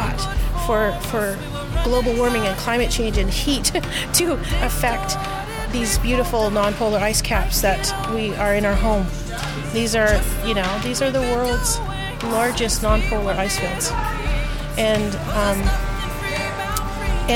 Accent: Yukon, Canada; I am from the Yukon Territory

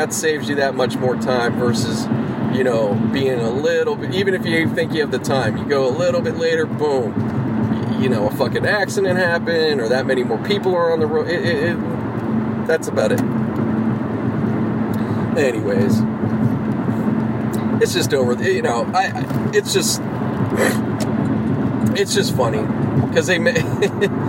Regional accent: Pittsburgh, Pennsylvania, United States; moved away; I grew up in Pittsburgh

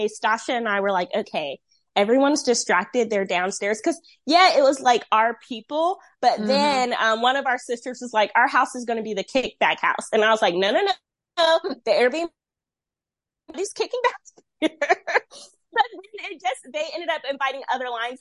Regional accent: Rocky Mount, North Carolina, United States; I'm from Rocky Mount.

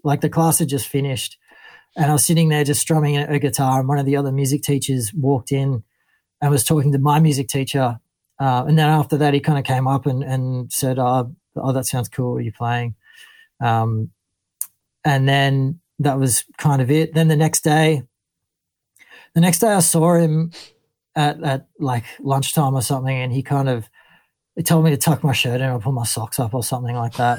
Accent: Ballina, New South Wales, Australia; moved away as an adult; also born or lived in Lennox Head; now in Sydney, Australia; growing up in Ballina and then Lennox Head

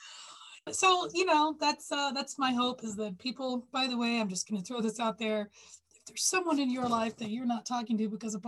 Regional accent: Texas, United States; I grew up in Texas

